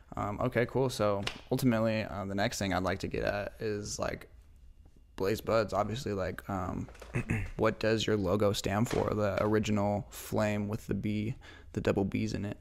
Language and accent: English; Spokane, Washington, United States; also born or lived in Moscow, Idaho / Lewiston / Pullman / Medical Lake; eventually we ended up in Spokane around, like, the second and third grade